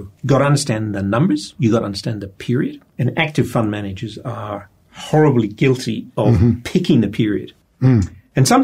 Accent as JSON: {"language": "English", "country": "Australia"}